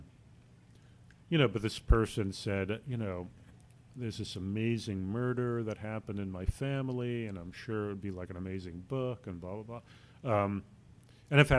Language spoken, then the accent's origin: English; New York City, New York, United States; I grew up in the Bronx